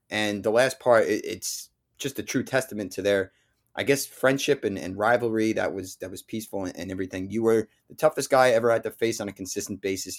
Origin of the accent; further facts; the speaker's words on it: New Jersey, United States; I'm from North Jersey.